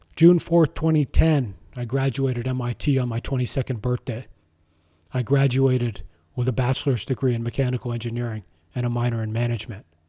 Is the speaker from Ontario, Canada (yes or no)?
yes; Ottawa, Ontario, Canada; I was born in Ottawa, Ontario, Canada